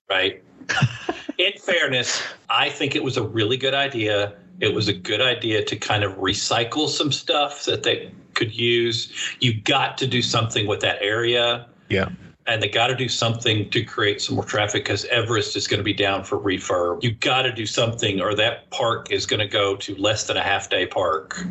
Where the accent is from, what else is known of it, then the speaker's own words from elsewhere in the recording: United States; accent: American; I am speaking American when I should be speaking English